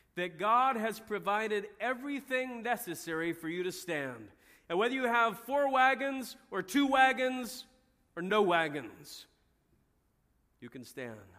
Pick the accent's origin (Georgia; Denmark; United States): United States; we as American Christians